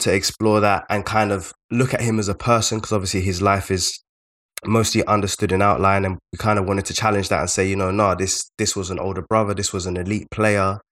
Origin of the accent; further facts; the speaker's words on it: London, United Kingdom; we are both from South London